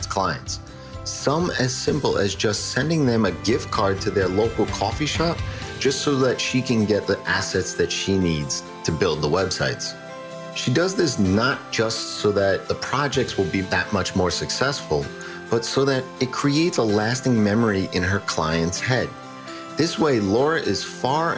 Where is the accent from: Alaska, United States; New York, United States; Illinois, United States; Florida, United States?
New York, United States; accent: New York; I got my New York accent.